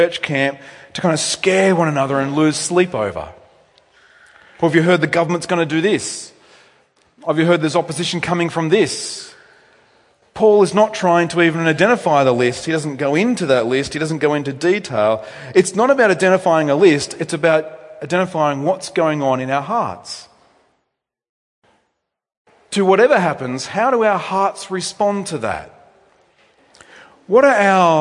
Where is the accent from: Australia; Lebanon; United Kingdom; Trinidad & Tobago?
Australia; technically I wasn't born in Australia, but I'm bred in Australia. We Australians